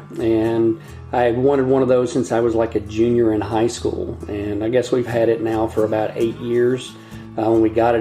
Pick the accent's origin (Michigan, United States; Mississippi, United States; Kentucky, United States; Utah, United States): Kentucky, United States; the only physician in the town that I grew up in Kentucky